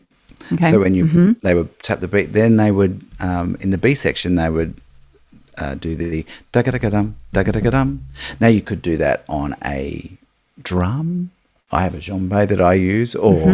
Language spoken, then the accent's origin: English; Australia; we are in Australia